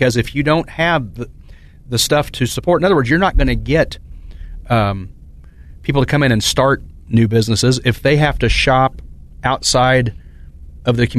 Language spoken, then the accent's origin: English; Emporia, Kansas, United States; now in Topeka, United States; I'm not a native of Topeka. I was born in Emporia, but I've been here for 17 years, and this is home